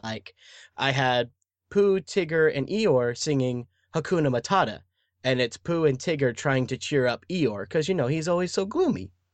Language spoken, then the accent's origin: English; Dallas, Texas, United States; I was born and raised in Dallas, Texas